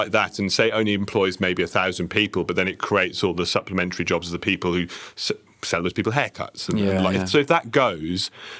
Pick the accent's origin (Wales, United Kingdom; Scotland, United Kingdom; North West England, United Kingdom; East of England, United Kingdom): Wales, United Kingdom; Llanelli; I am. I lost the accent so that I could get a job in London, but I'm from Llanelli.